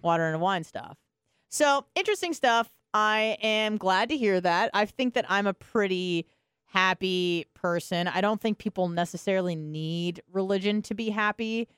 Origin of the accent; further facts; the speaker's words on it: California, United States; moved away; I was from California